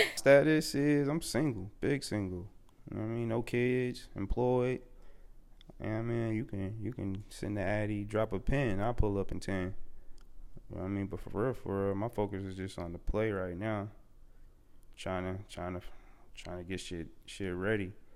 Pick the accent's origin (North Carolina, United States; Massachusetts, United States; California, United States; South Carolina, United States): North Carolina, United States; Charlotte; also born or lived in Amityville, Long Island, New York; I'm originally from New York, Long Island, Amityville. Yup, but I came, I came to Charlotte when I was young, probably like three or four, so Charlotte basically raised me